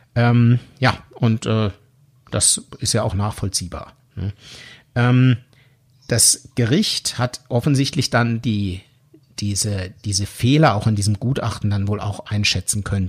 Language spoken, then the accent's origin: German; Switzerland; accent: Swiss German; dann bin ich immer mehr ins Schweizerdeutsch oh abgerutscht